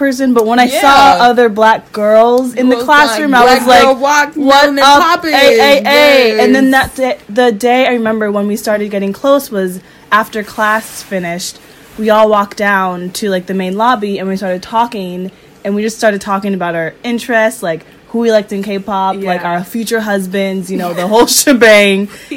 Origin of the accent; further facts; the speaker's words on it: Ohio, United States; also born or lived in Chicago suburbs; now in Chicago, United States; I am originally from the suburbs of Chicago, but I grew up in Ohio, and then I went to school in Chicago, and now I live here